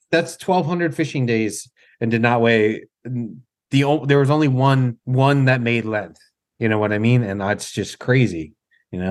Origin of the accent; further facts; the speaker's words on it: Ocean City, Maryland, United States; to have it right in my hometown